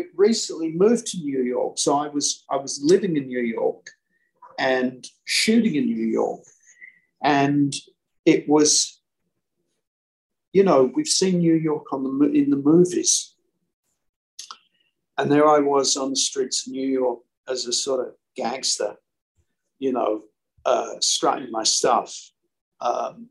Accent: London, United Kingdom; I'm originally from South London

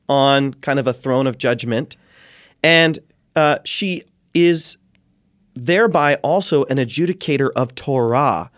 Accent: Ohio, United States; born and raised in Ohio, the heartland

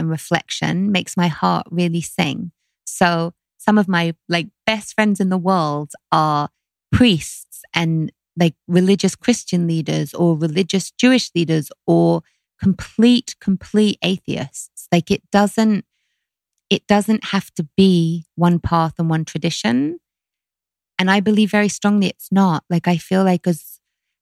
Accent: London, United Kingdom; growing up in London

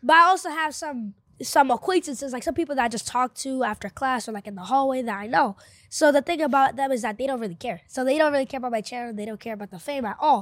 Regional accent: New York City, New York, United States; first language Spanish; English is a second language; also born or lived in Panama; I'm from Bushwick, Brooklyn

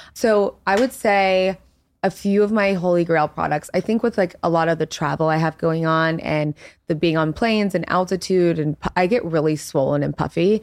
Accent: Baton Rouge, Louisiana, United States; moved away as an adult; now in New York, United States; we grew up in Louisiana and like really conservative Christian household. So for me, I've been living in New York since I was like 19 years old

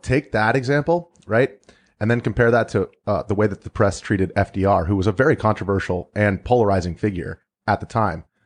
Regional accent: United States; we're all American

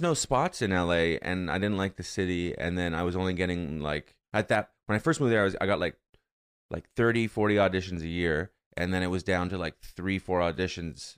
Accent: Canada; moved away as an adult; now in United States

